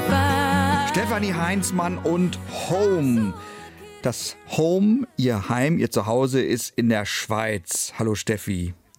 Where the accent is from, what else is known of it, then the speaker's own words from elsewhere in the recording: Northern Germany, Germany; bei uns im Norden